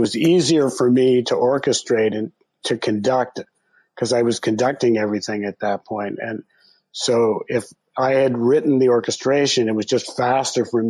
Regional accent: Canada; now in United States; I grew up in Canada and I became, a U.S. citizen later

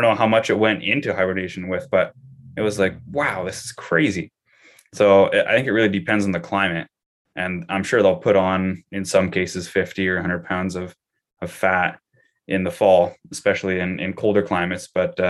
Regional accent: Canada; So I think as just a Canadian citizen, I can still go to Alberta

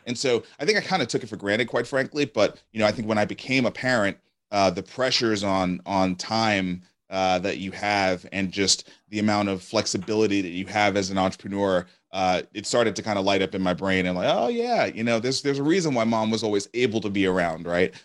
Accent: New York City, New York, United States; moved away as an adult; now in Nashville, United States; I grew up in Brooklyn, New York

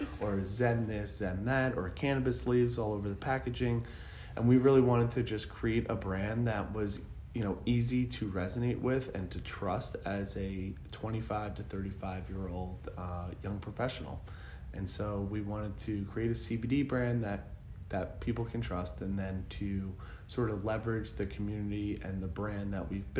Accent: Northport, New York, United States; I grew up in Northport, Long Island

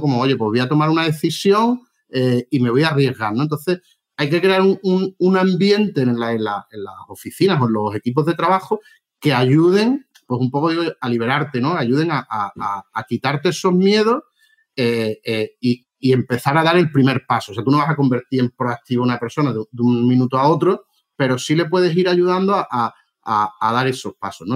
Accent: Málaga, Andalusia, Spain; also born or lived in Madrid; yo soy de Málaga

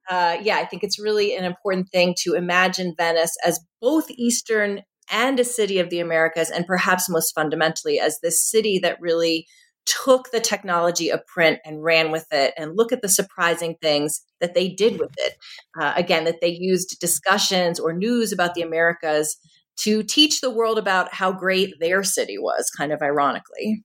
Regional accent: Philadelphia, Pennsylvania, United States; I am from Philadelphia

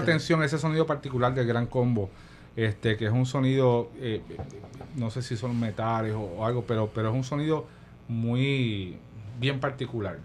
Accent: Guayanilla, Puerto Rico; also born or lived in Ponce; Soy de Guayanilla. Yo nací en Ponce

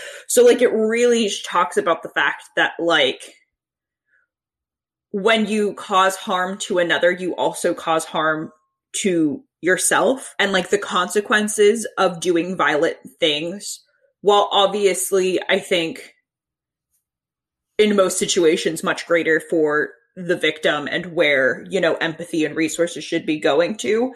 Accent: Sandy Hook, Connecticut, United States; moved away; Yeah, I'm from Sandy Hook, Connecticut

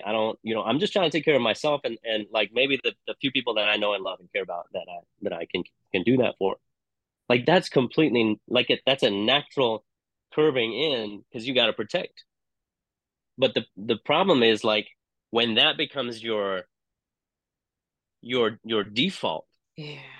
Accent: Hong Kong; moved away as an adult; also born or lived in England; now in United States; I didn't grow up in the U.S. So I grew up in Hong Kong. I spent time in England. I came to the U.S. in my 20s.

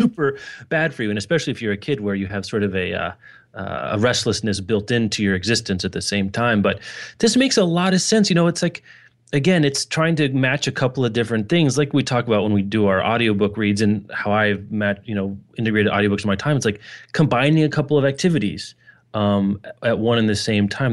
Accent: Lawrence, Kansas, United States; my hometown, the, the great, uh, Lawrence, Kansas

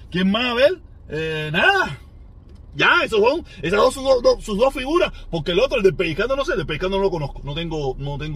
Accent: Cuba; moved away; Porque si yo salí de Cuba, yo salí de Cuba buscando una mejoría en todos los sentidos.

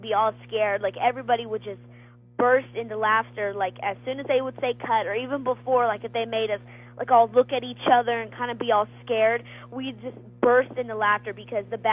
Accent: Texas, United States; I'd never been out of state. I'm from Texas

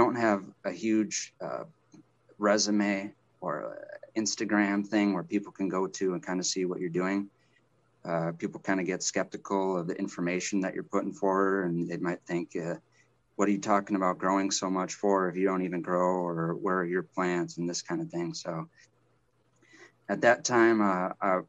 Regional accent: Wisconsin, United States; I'm from Wisconsin. I'm back in Wisconsin now.

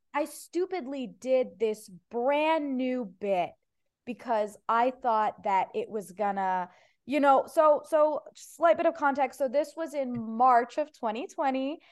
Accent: Ohio, United States; first language Persian; English is a second language; now in Los Angeles, United States; I'm from Ohio

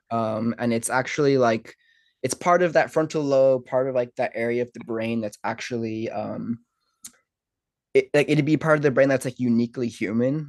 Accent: Ireland; growing up in Ireland

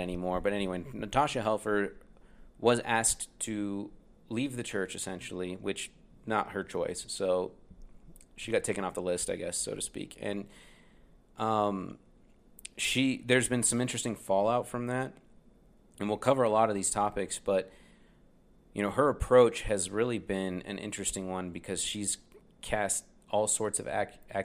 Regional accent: Utah, United States; also born or lived in Indiana; I claim Utah. I mean, we moved here when I was 11

